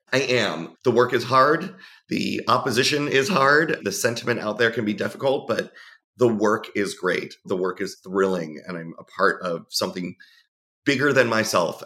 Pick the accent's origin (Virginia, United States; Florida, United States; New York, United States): Florida, United States; South; also born or lived in New Jersey; I grew up in South Florida where being out was nothing new.